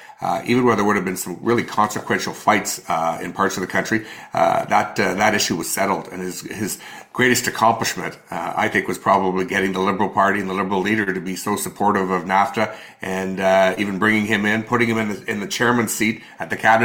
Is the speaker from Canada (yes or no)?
yes; Canada; the first thing he said when he found out I was from Canada was